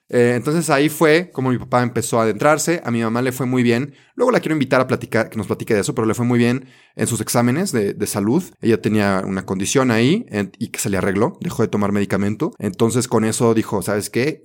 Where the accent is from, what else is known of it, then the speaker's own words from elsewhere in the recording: Mexico; also born or lived in Belgium; yo me fui a, a Bélgica a estudiar un año, me salí de México